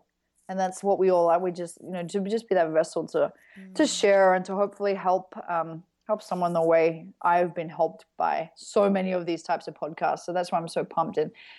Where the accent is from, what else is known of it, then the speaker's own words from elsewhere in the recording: Australia; because I'm Australian